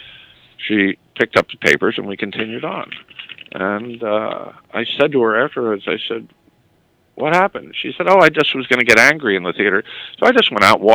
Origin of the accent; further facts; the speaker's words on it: New York, United States; It's my hometown newspaper